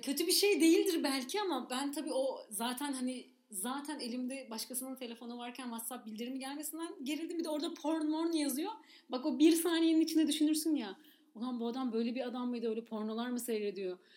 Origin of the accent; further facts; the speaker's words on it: İzmir, Turkey; ben de İzmir'de büyüdüm